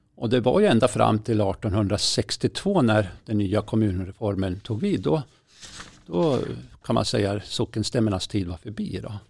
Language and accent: Swedish; Berg, Jämtland, Sweden; det är ju från Berg. Det är ju liksom mina hemtrakter